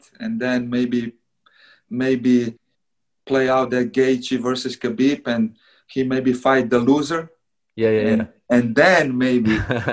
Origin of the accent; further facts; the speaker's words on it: Slovenia; moved away; I'm from Slovenia, it's only 2 million people